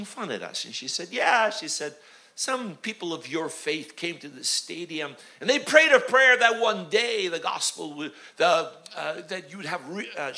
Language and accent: English; United States; also born or lived in Union, New Jersey; But I'm an American just like you with Slavic parents